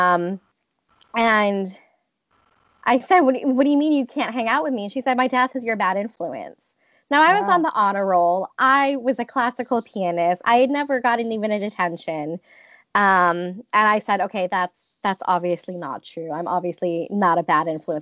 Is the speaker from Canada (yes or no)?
no; Detroit, Michigan, United States; I grew up in Metro Detroit where we were very close to the border